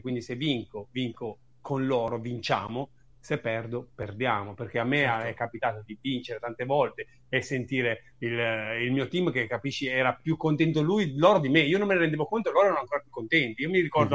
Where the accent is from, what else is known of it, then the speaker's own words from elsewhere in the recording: Loano, Liguria, Italy; also born or lived in Naples; io sono di Napoli, originario di Napoli, fiero, però comunque sono cresciuto in Liguria, in un paesino di 12.000 persone come a Loano